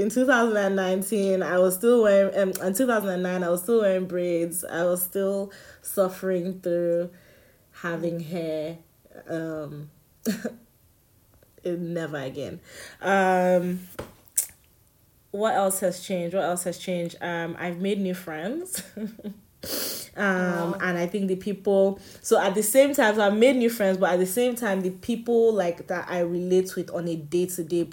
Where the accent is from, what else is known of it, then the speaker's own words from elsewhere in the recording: Nigeria; moved away; growing up in Nigeria made me an intolerant person